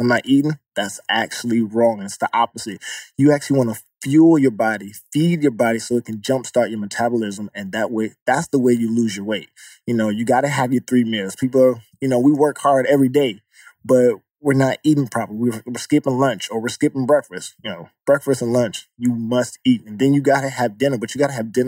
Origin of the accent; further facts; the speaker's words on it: Atlanta, Georgia, United States; moved away as an adult; now in New York, United States; my mom raised me and I came from Atlanta